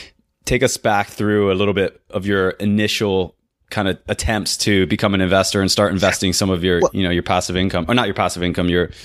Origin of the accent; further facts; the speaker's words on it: Florida, United States; although it still gets pretty cold in Georgia for a Florida boy, for me anyways.